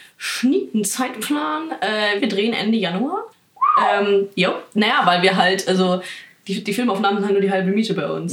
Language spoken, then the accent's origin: German; Bavaria, Germany; In Bayern ja. kannst du, also wo ich herkomme